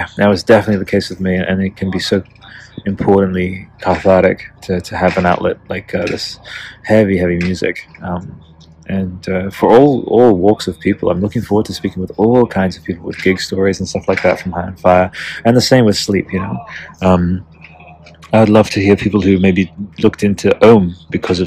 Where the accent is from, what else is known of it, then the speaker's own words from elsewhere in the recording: Canberra, Australian Capital Territory, Australia; not too far from like Canberra, my hometown